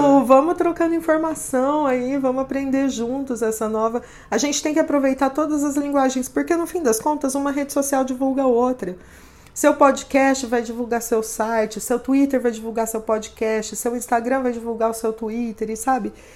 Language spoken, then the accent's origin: Portuguese; São José do Rio Preto, São Paulo, Brazil